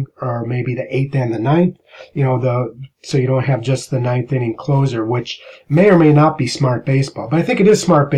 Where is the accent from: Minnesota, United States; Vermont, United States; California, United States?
Minnesota, United States; growing up in Minnesota